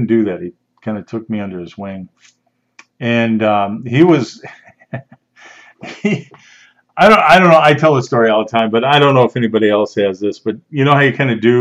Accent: outside of Chicago, Illinois, United States; I grew up outside of Chicago, never been on a farm

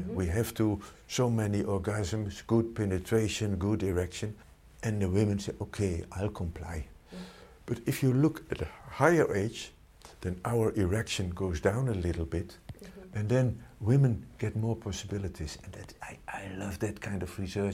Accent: Netherlands; in the Netherlands, we are very open

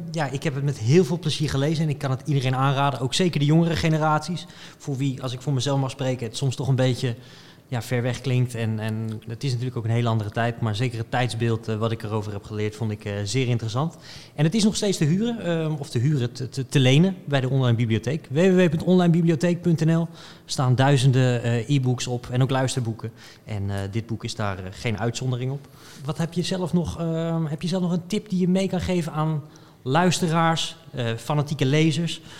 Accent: Netherlands; Natuurlijk niet de, de fijnste bladzijde van het boek voor ons als Nederlanders.

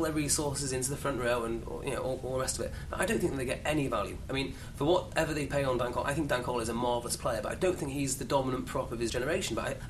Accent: Wales, United Kingdom; I'm Welsh

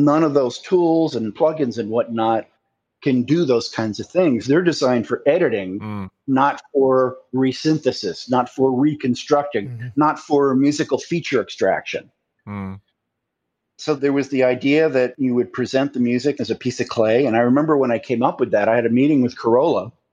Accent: United States; I'm American

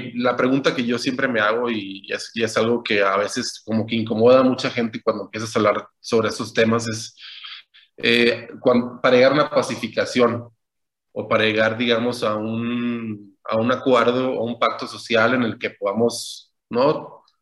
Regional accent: Culiacán, Sinaloa, Mexico; yo tengo 34 años, nací en Culiacán

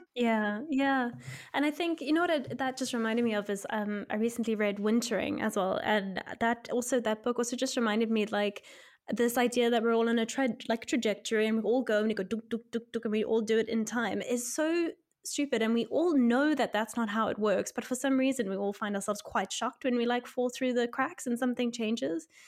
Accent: South Africa; moved away; I'm from South Africa

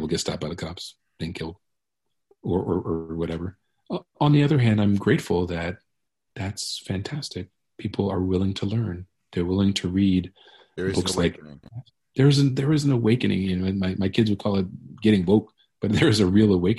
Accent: Baltimore, Maryland, United States; now in Philadelphia, United States; my hometown of Baltimore

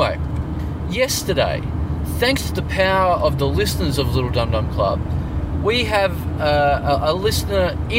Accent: Maribyrnong, Victoria, Australia; moved away; I'm from Maribyrnong. It's like, yeah, we're in Maribyrnong.

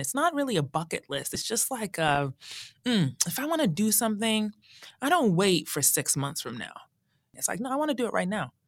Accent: Colorado, United States; I grew up in Colorado, and as a teen, going into Black Forest, which was near my house

